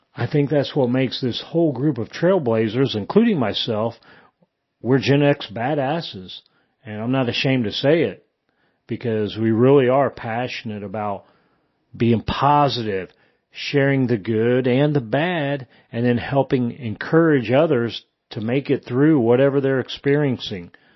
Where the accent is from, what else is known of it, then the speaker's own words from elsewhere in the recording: Indiana, United States; moved away as an adult; also born or lived in Germany; I am originally from Indiana. I was born and raised there, and I grew up in a small town where everybody knew everybody